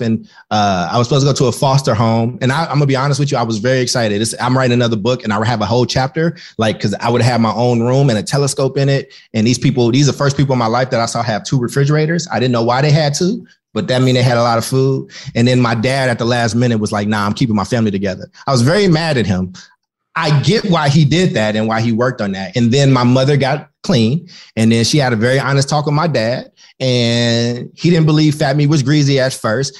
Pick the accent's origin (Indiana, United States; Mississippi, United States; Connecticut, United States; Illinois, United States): Illinois, United States; Maywood; also born or lived in Paducah, Kentucky; I was born in Maywood, Illinois. It's a west suburb of Chicago.